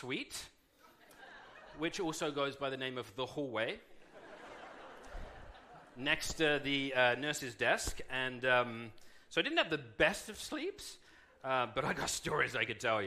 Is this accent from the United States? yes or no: no; United Kingdom; being British